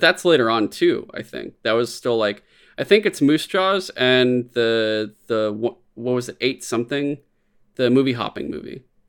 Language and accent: English; San Francisco, California, United States; growing up in San Francisco, growing up, like, in the Bay Area